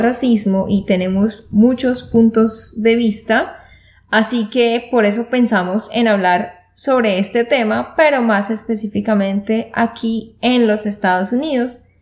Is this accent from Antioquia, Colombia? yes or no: no; Santander, Colombia; now in Austin, United States; de Santander, Colombia